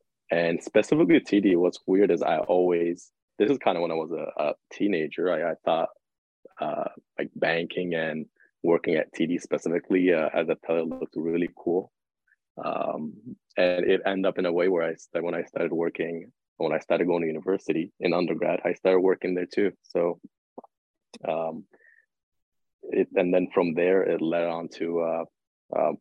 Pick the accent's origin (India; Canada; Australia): Canada; Toronto, Ontario; North York. Downsview area, that's home for me